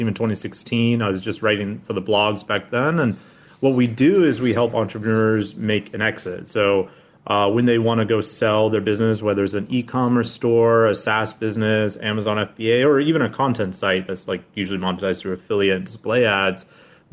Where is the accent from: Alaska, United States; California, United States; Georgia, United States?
Alaska, United States; Anchorage; moved away as an adult; now in Vietnam; born and raised in Alaska